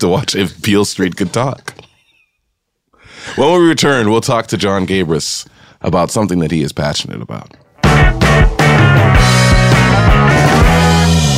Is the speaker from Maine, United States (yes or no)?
no; Yonkers, New York, United States; also born or lived in Harlem, New York City; I was born in Harlem and raised in Yonkers